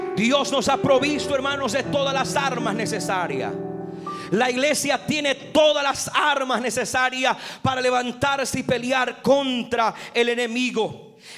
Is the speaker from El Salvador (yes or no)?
yes; San Marcos Lempa, Usulután, El Salvador; donde nosotros vivíamos en el departamento de Usulután en San Marcos Lempa